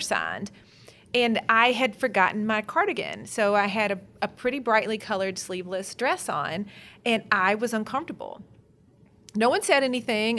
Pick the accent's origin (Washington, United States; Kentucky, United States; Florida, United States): Kentucky, United States; I'm from Kentucky after all. Every self-respecting Kentucky girl